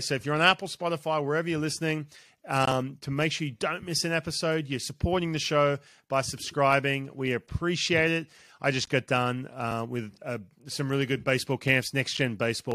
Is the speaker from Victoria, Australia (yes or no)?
no; Newcastle, New South Wales, Australia; moved away; from Newcastle, my hometown